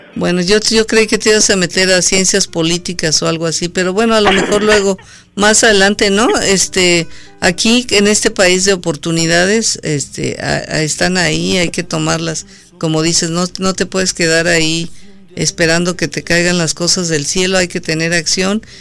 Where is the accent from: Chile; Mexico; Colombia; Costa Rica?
Mexico; yo soy mexicana